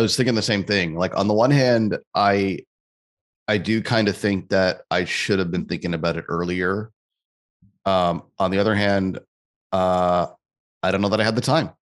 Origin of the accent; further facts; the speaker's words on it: Canada; I'm Canadian, too